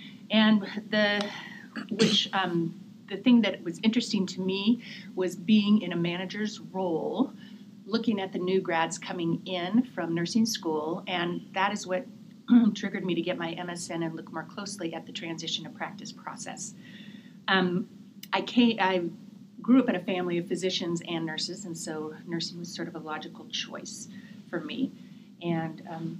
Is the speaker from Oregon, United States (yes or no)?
yes; Portland, Oregon, United States; I was born and raised in Portland, Oregon.